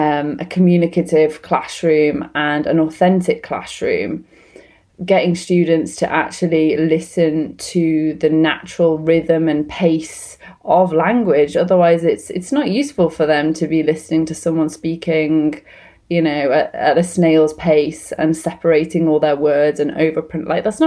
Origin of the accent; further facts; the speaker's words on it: Wales, United Kingdom; moved away as an adult; also born or lived in London; I won't be offended by someone saying that because I am Welsh. But that's gone through a change from growing up in Wales, living very close to the English border, and then studying and working in London.